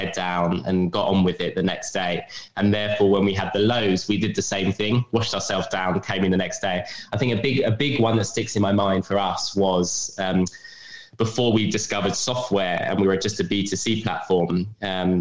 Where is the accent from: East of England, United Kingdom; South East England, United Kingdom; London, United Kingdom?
London, United Kingdom; I'm from London